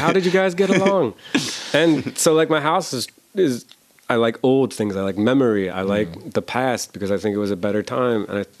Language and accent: English; Cleveland, Ohio, United States; Around Cleveland.